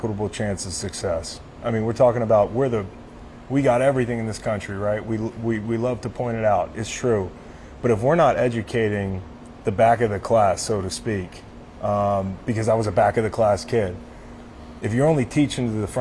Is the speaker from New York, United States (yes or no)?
no; Charlottesville, Virginia, United States; my hometown of Charlottesville